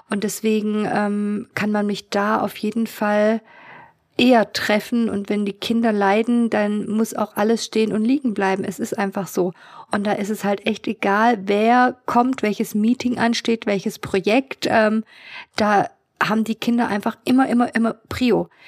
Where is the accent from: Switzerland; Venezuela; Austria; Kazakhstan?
Kazakhstan; born there; Also ich bin ja in Kasachstan geboren und ich kann mich erinnern, dass sie immer ähm, ja so schick ähm, nach Hause kam.